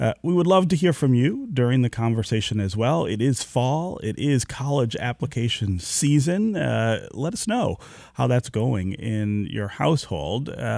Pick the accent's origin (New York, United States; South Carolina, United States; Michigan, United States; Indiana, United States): Michigan, United States; born there; I was born near Grand River and Livernois, so just around the corner from there.